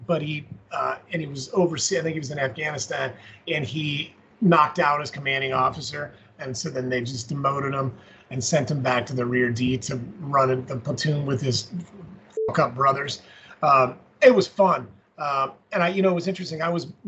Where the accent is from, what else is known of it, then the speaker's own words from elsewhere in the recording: Colorado Springs, Colorado, United States; growing up in Colorado Springs, we've got Fountain Fort Carson, which is that huge Army base.